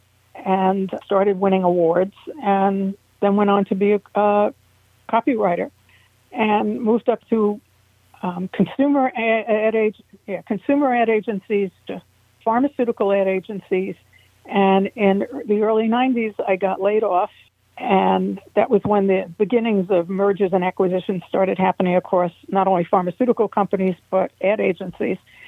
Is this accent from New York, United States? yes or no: yes; New York City, New York, United States; I grew up in Manhattan, all the way north in the Dyckman Street Projects